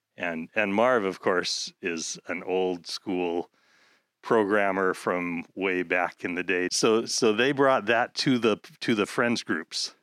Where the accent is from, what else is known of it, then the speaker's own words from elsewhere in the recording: Seattle, Washington, United States; growing up in South End of Seattle